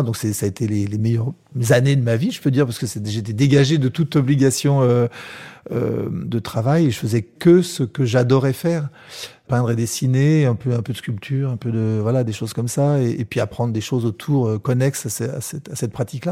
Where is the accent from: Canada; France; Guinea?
France; Paris, Île-de-France; ma, ma, mère est, est, née à Paris, moi aussi. On, on, est, on est corse d'origine